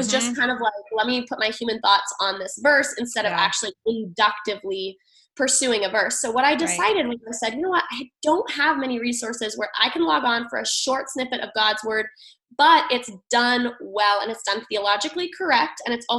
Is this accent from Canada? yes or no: no; Thailand; now in United States; but I grew up in Thailand and we were constantly moving. And I realized, like, through all the moves, I experienced a lot of loss. Mm-hmm. And so my final move to New Hampshire